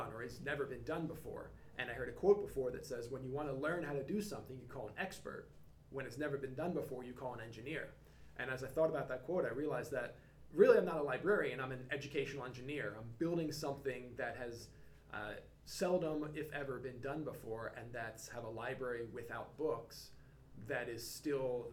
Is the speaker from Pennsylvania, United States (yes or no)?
yes; Philadelphia, Pennsylvania, United States; moved away as an adult; also born or lived in North Carolina; I'm born and raised in Philly